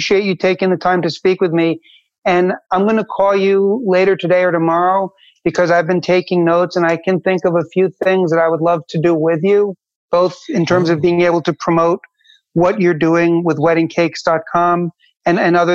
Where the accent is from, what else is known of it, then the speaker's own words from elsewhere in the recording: United States; also born or lived in Manhattan / Jersey City; when I was growing up in America